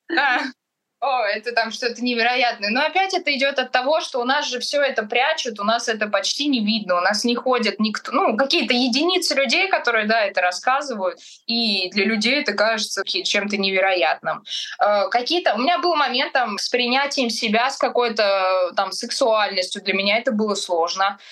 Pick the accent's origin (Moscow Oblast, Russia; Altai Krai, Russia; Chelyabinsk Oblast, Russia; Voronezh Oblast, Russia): Moscow Oblast, Russia; в Подмосковье, в Сербское, в моем родном городе